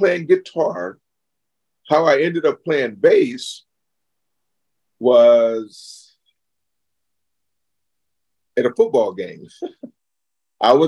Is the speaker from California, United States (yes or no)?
yes; Stockton, California, United States; now in Sacramento, United States; where I was born and raised and where … got our roots from. And that's where we're from. We're from Stockton, California